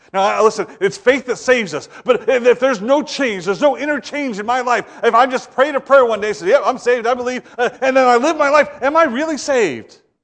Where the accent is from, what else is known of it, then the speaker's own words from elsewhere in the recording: Ohio, United States; moved away; I'm from Ohio